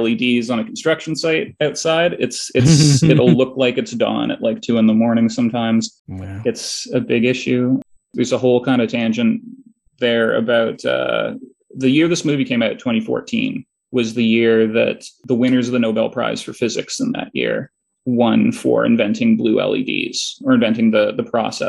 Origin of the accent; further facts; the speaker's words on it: Toronto, Ontario, Canada; I'm from Toronto